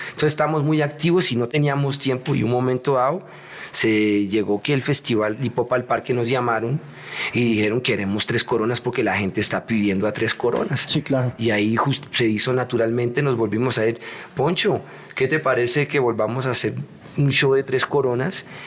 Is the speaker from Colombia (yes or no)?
yes; Colombia; moved away as an adult; also born or lived in New York / Europe; me gusta estar en mi tierrita. Yo viví mucho tiempo afuera de Colombia y ya mm, a mí me gusta estar acá